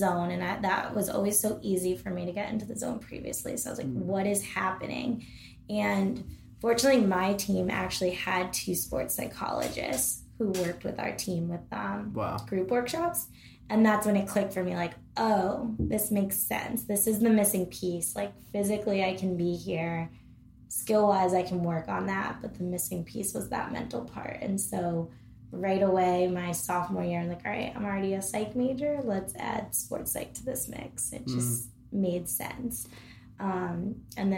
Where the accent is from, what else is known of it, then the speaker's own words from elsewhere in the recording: Connecticut, United States; I'm from Connecticut